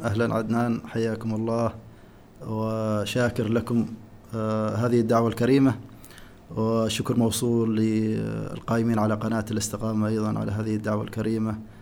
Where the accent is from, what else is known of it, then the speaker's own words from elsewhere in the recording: Oman; فصل الشتاء عندنا في عمان يبدا من شهر 12